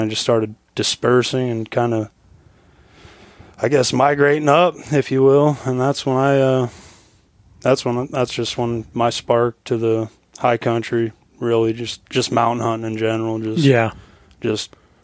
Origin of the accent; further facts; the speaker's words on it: Rock Springs, Wyoming, United States; moved away as an adult; now in Fairbanks, United States; Rock Springs, Wyoming, my hometown.